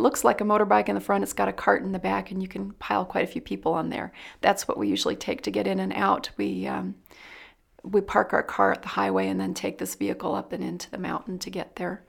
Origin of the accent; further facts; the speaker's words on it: Dayton, Ohio, United States; moved away as an adult; now in Philippines; I'm actually from Dayton, Ohio